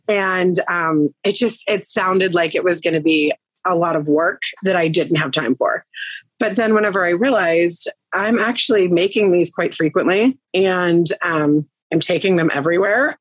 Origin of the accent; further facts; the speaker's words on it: Greensburg, Pennsylvania, United States; moved away as an adult; now in Irwin, United States; I am originally from the Greensburg area. I was there for about, I'd say, 16, 17 years.